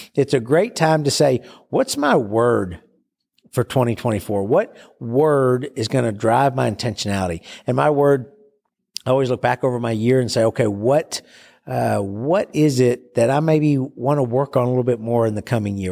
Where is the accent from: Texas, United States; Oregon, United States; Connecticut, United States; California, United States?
Texas, United States; Bowie; my hometown of Bowie, Texas